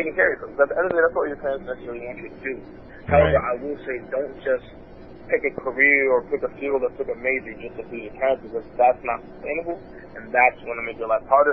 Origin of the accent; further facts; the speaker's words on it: New York City, New York, United States; I'm from Brooklyn, New York. My family's of Haitian descent